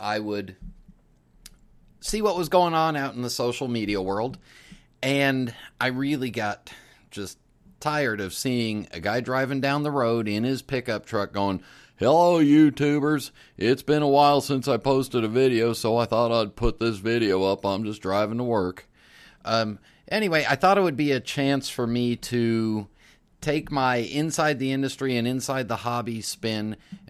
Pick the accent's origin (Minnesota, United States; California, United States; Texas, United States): California, United States; moved away; also born or lived in Las Vegas; I was born and raised in California. Grew up in the Golden State, have left twice, and I don't plan on going back.